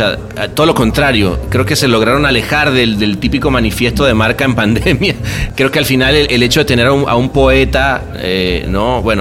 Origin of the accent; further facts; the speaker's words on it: Argentina; haber crecido dentro de una cultura publicitaria como la Argentina, pues creo que se ayuda a la exportación que ha habido de, gente de la publicidad, ¿no?